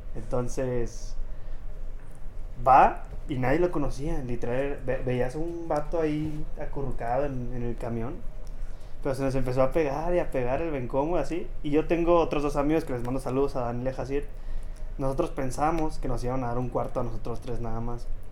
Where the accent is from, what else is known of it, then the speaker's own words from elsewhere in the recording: Celaya, Guanajuato, Mexico; Soy oriundo de Celaya, Guanajuato